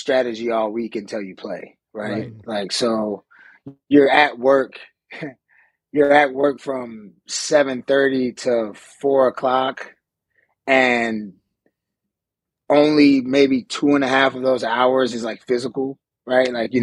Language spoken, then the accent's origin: English; Atlanta, Georgia, United States; moved away as an adult; also born or lived in California; I grew up in Atlanta, Georgia. So I'm from Atlanta, Georgia. Born and raised there, lived there my whole life until I went to college